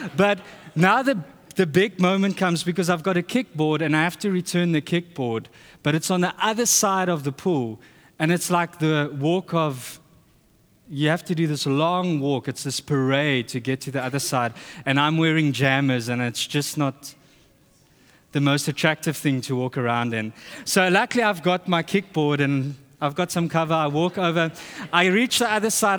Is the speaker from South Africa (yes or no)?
yes; South Africa; moved away; we're from South Africa.